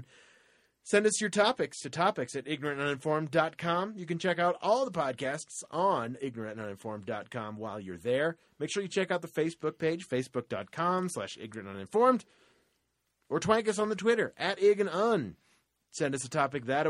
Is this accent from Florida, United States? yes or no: yes; Florida, United States; my home state of Florida